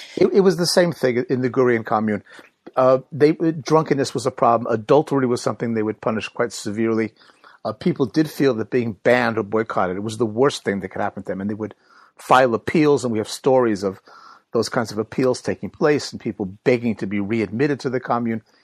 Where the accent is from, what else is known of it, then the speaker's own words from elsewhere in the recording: United States; accent: American; moved away as an adult; now in London, United Kingdom; I live in London at the moment, but as you can tell from my accent, I'm, I'm American-born.